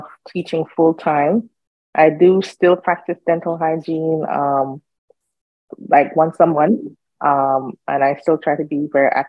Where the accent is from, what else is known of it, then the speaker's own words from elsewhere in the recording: Jamaica; moved away as an adult; now in United States; I am Jamaican. I grew up in Jamaica